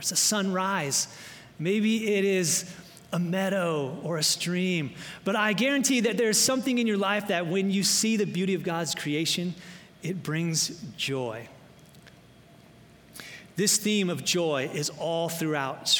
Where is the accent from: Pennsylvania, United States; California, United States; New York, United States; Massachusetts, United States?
California, United States; Loma Linda; moved away; also born or lived in Florida / Michigan; my hometown of Loma Linda